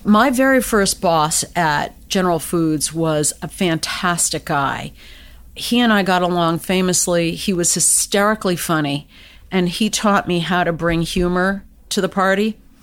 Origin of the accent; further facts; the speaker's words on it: United States; I was born and raised in the United States.